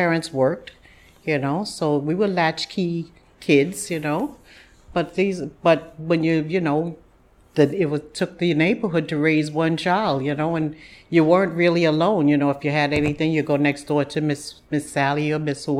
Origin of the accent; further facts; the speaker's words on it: New York City, New York, United States; also born or lived in Harlem, New York; Fort Greene area was where I was raised. And we moved there when I was very young.